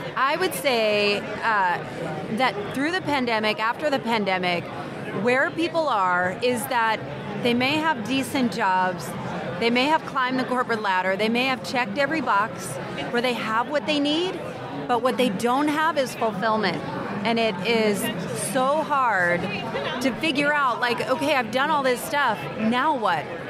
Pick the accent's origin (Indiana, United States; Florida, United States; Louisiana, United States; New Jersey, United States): New Jersey, United States; now in Atlanta, United States; I grew up in New Jersey